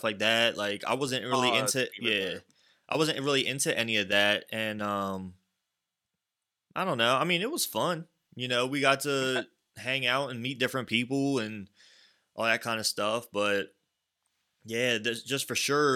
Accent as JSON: {"language": "English", "region": "Delaware", "country": "United States", "said": "I live in the U.S. and I'm from Delaware"}